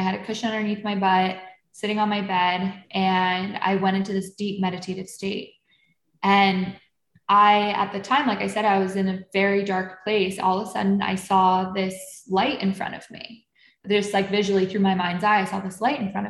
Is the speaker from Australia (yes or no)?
no; Buffalo, New York, United States; I grew up in Buffalo, New York